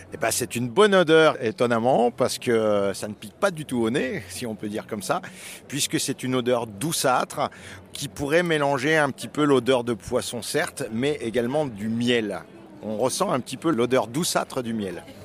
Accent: Plateau de Millevaches, Nouvelle-Aquitaine, France; je viens du plateau de Mille Vaches

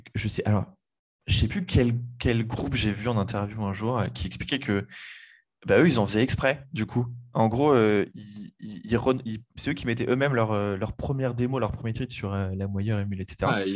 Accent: Le Mans, Pays de la Loire, France; je suis originaire du Mans, pas de, pas de Paris

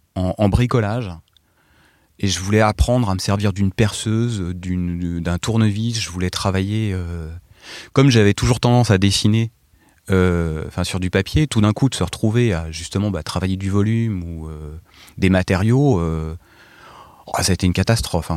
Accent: Essonne, Île-de-France, France; also born or lived in Paris; je venais de de l'Essonne, euh, sur orge euh, et là, j'arrive à Paris

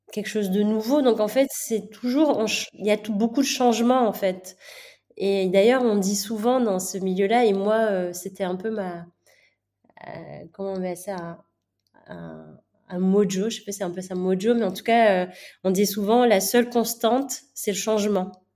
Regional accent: Manakara, Fitovinany, Madagascar; je suis née euh, à Madagascar de deux parents indiens

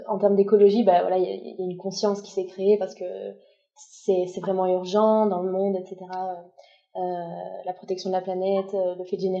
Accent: Bois-des-Filion, Quebec, Canada; moved away; also born or lived in Mexico / Colombia; Je viens de. En fait, j'ai grandi à Bois des Filions

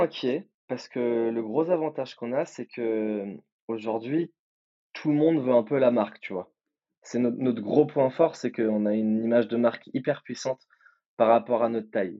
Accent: Nice, Provence-Alpes-Côte d'Azur, France; moi je viens de Nice aussi

